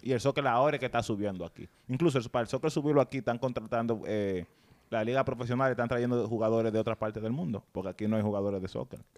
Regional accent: San Cristóbal, Dominican Republic; now in New York, United States; yo soy de San Cristóbal

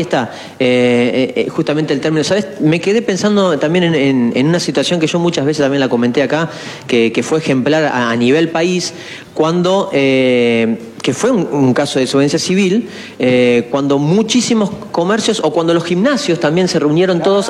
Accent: Esperanza, Santa Fe, Argentina

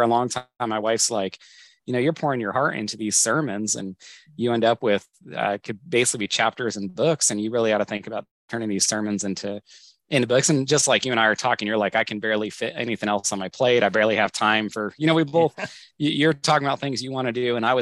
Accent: Northern California, United States; moved away as an adult; also born or lived in Southwest Washington; now in Washington, United States; My wife and I grew up together in Northern California.

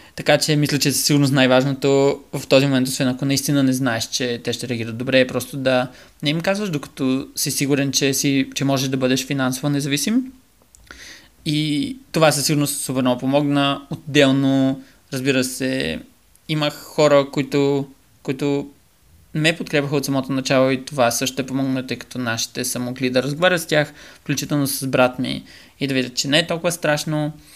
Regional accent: Bulgaria; moved away as an adult; also born or lived in Norway; на 18 се преместих далече от България

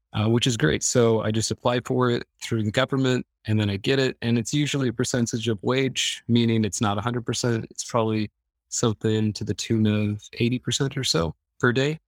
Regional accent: Iowa, United States; moved away as an adult; now in Stockholm, Sweden; I'm from Iowa. So, Iowa border raised

